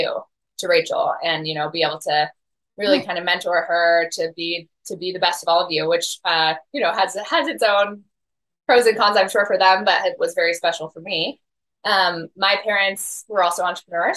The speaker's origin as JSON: {"language": "English", "region": "Colorado", "country": "United States", "tie": "born or raised there", "said": "born and raised, actually, I think, fourth or fifth generation Coloradan."}